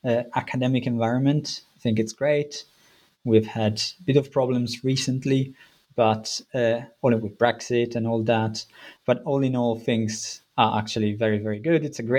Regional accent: Italy; English is a second language; moved away as an adult; now in United Kingdom; I'm originally from Italy. I did my BA and a master's in Italy, and then I've been living in the UK for around 10 or a bit more years.

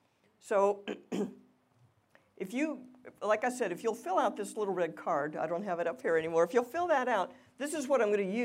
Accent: Louisiana, United States; I'm from Louisiana. Everything's an occasion for eating and singing and dancing and drinking

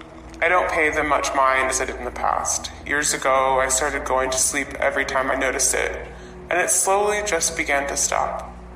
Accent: North Carolina, United States; I'm from North Carolina.

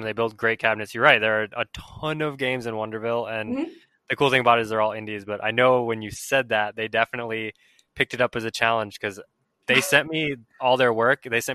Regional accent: Minnesota, United States; I'm from Minnesota

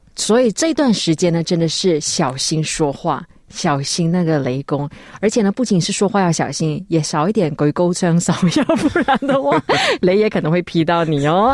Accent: Malaysia; 我们马来西亚人

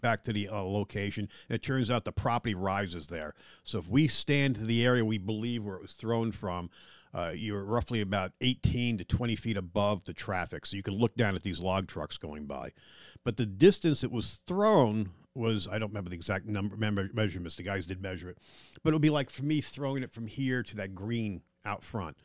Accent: Long Island, New York, United States; now in Littleton, North Carolina, United States; I'm from Long Island, New York

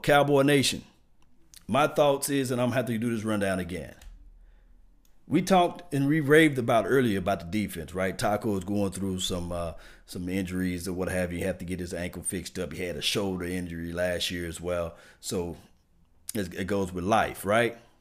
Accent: Natchez, Mississippi, United States; I'm from Mississippi, small town, Natchez population is about 26 27,000

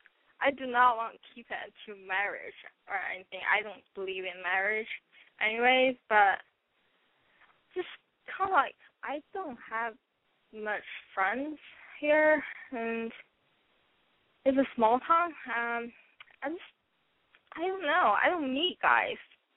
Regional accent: China; English is a second language; now in United States; I came to America like 4 years ago. I was originally from China. And then now I'm still learning English

